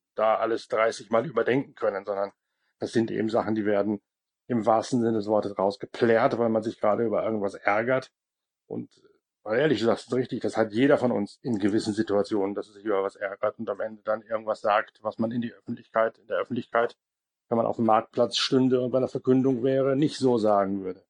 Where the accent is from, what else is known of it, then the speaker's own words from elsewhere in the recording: Northern Germany, Germany; bei uns in Norddeutschland